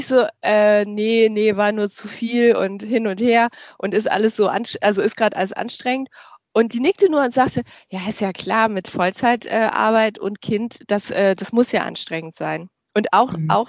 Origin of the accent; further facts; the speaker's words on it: Düsseldorf, North Rhine-Westphalia, Germany; born there; ich äh, bin gebürtig aus Düsseldorf und ich lebe auch in Düsseldorf ähm, in Deutschland. Ähm, bin also sehr heimatverbunden.